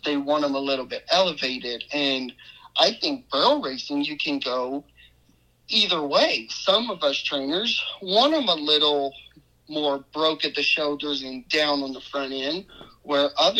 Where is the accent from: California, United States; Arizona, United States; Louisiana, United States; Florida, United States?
Louisiana, United States; New Iberia; I'm from Louisiana, a town called New Iberia.